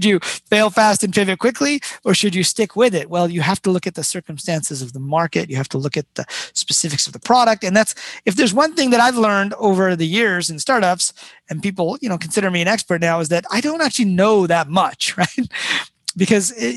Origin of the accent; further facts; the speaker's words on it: Detroit, Michigan, United States; I grew up in Detroit